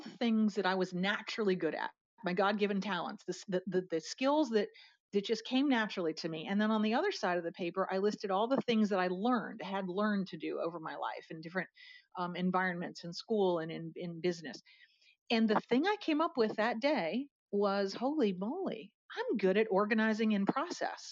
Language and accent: English; outside of Harrisburg, Pennsylvania, United States; moved away as an adult; now in Atlanta, United States; I am a Pennsylvania girl. I grew up outside of Harrisburg, Pennsylvania